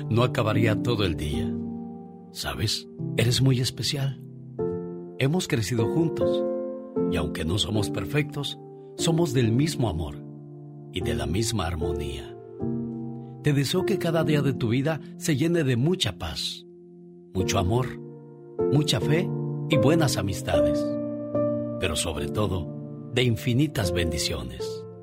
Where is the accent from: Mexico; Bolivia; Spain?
Mexico; Cuernavaca, Morelos; now in Washington, United States; Un día salí de Cuernavaca, Morelos, pero Cuernavaca, Morelos nunca salió de mí.